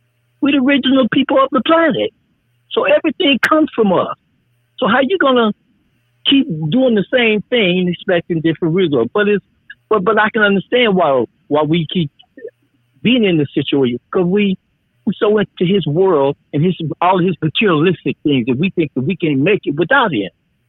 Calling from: Chicago, Illinois, United States; I'm calling from Chicago.

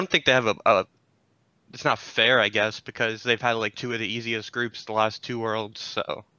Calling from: Orlando, Florida, United States; Calling from Orlando, Florida

